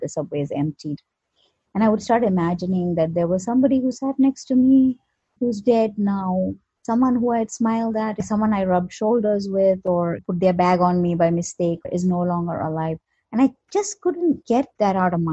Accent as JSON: {"language": "English", "country": "India", "tie": "born or raised there", "moved": "as an adult", "lives_now": "New York, United States", "said": "I was born in India and I came to the US in 1997 for grad school"}